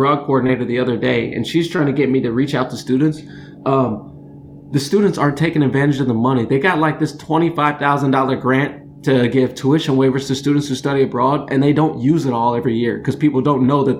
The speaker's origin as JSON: {"language": "English", "area": "Champaign-Urbana", "region": "Illinois", "country": "United States", "tie": "born or raised there", "said": "the University of Illinois, which is in my hometown, the place I dropped out of."}